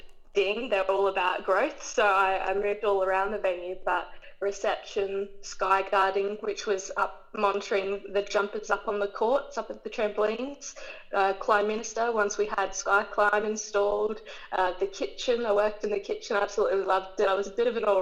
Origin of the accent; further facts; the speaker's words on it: Queensland, Australia; I was born in Queensland. I've grown up here my entire life, never moved away.